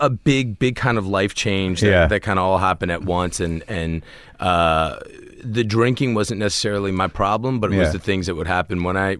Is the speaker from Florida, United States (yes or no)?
no; Washington, District of Columbia, United States; I grew up in D.C., in Washington, D.C.